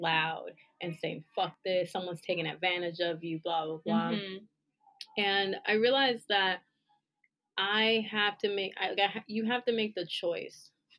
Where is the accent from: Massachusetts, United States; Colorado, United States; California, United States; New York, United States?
New York, United States; I'm a New Yorker